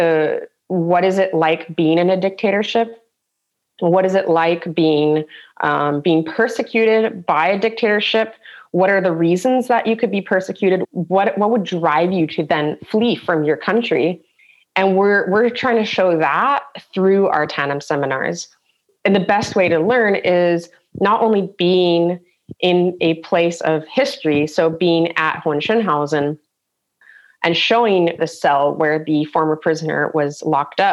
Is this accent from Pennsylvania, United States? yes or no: no; San Diego, California, United States; now in Germany; as an American coming from this multi-culti, like a melting pot of San Diego, where we had people from China, India, Mexico